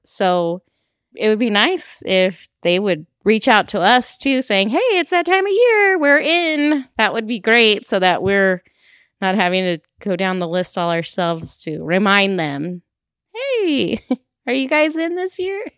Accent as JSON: {"language": "English", "town": "Diamond Bar", "region": "California", "country": "United States", "tie": "born or raised there", "lives_now": "Claremont, United States", "said": "I grew up in Diamond Bar"}